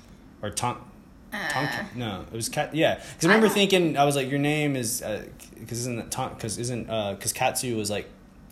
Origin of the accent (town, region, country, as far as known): Southeast, United States; now in Japan